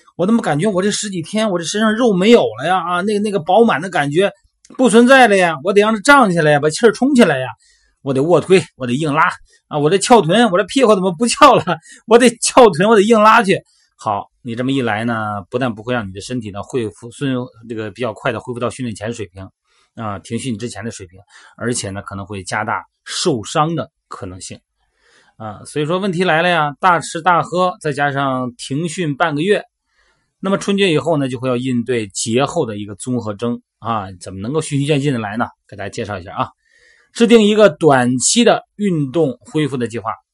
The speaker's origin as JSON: {"language": "Chinese", "region": "Shandong", "country": "China", "tie": "born or raised there", "said": "在我们山东老家"}